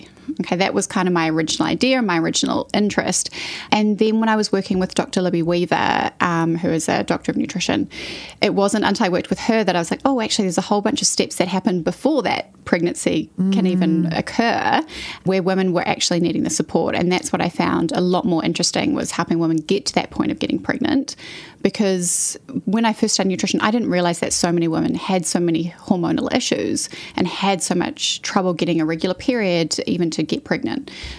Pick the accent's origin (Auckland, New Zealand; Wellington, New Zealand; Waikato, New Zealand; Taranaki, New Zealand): Auckland, New Zealand; North Shore; I grew up on the North Shore. I spent my whole sort of childhood there. And then once I finished at Rangitoto College, I took off to the UK, where I was living for a year, did the classic kind of gap year situation.